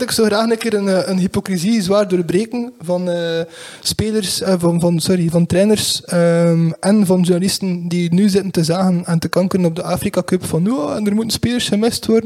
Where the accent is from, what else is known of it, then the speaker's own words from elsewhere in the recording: Belgium; want het is enorm storend dat wij dat als, als, als Belg niet kunnen terugvinden op televisie